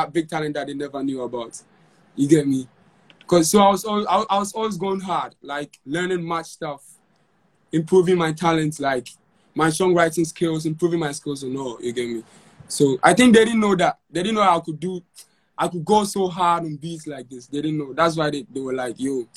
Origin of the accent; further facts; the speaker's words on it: Konongo, Ashanti, Ghana; my hometown, Konongo